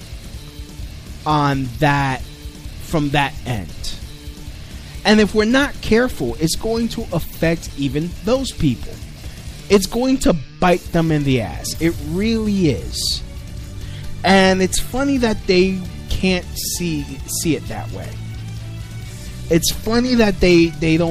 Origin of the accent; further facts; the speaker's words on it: New York City, New York, United States; I grew up in Brooklyn during the 90s